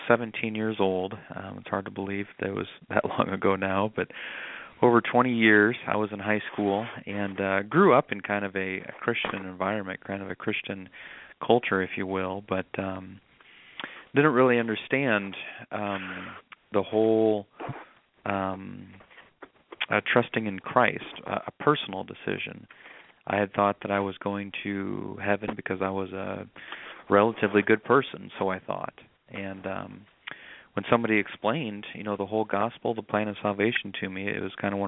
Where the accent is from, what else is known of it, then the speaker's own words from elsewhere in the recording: Nebraska, United States; moved away as an adult; also born or lived in North Carolina; now in South Carolina, United States; I'm originally from Nebraska, but that whole process led me down here to South Carolina, North Carolina